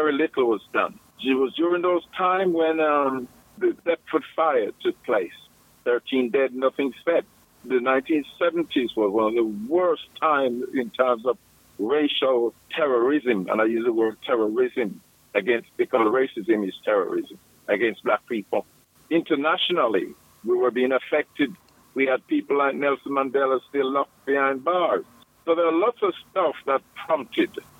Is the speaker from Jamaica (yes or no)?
yes; Jamaica; now in Birmingham, United Kingdom; I was born in Jamaica, West Indies.